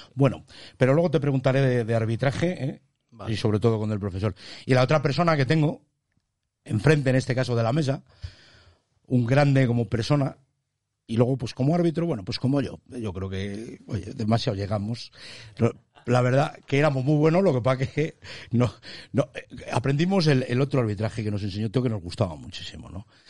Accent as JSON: {"language": "Spanish", "town": "Tudela de Duero", "region": "Castile and León", "country": "Spain", "said": "yo tiro para mi pueblo, ha venido de Tudela de Duero"}